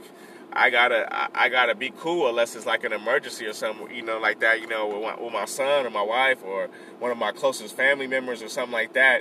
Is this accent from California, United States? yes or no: yes; Compton, California, United States; also born or lived in Bellflower / Long Beach; My birthplace is Compton, so I always say Compton is where I'm from